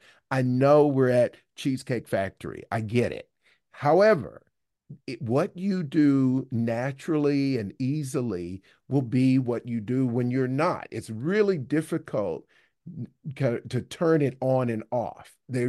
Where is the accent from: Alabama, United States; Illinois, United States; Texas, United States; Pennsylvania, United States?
Alabama, United States; I grew up in the South in Alabama, and there were a lot of kind of Southern traditions about being at a formal dinner.